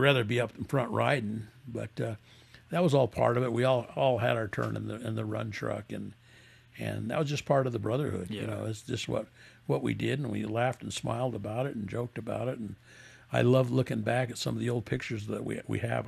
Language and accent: English; San Bernardino, California, United States; now in Las Vegas, United States; they started in, in, 1948 in San Bernardino, California, where we're from